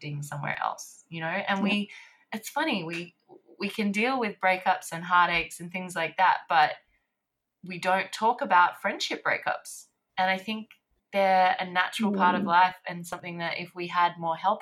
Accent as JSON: {"language": "English", "town": "Sydney", "region": "New South Wales", "country": "Australia", "also_born_or_lived": "Paris, France", "said": "I'm here now in Sydney"}